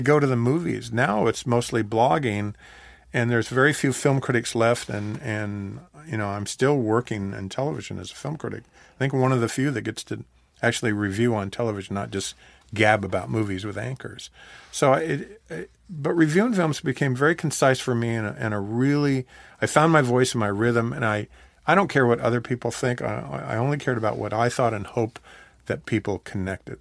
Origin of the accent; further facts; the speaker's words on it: Oregon, United States; moved away; also born or lived in Southern California; I grew up watching movies in Oregon